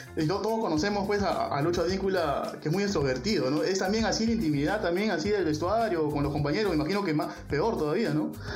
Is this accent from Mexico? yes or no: no; Peru